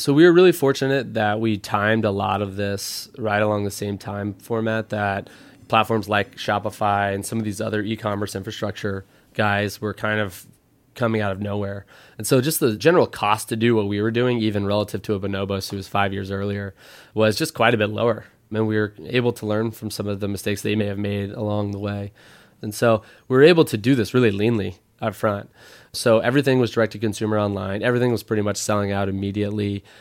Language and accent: English; Midwest, United States; moved away as an adult; also born or lived in Stanford; now in San Francisco, United States; I grew up in the Midwest. I've been living out here in San Francisco for ten years.